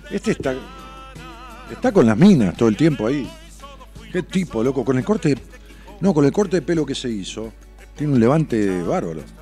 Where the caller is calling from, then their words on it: Tucumán, Argentina; con H, yo soy del interior de Tucumán Capital y a fin de mes estaré en Buenos Aires